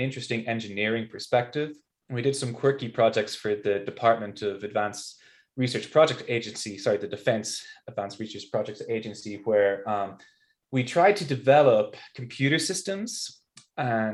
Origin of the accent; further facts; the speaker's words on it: Ireland; moved away as an adult; also born or lived in Notre Dame, Indiana / Rhode Island; now in Salt Lake City, United States; I'm an Irish biophysicist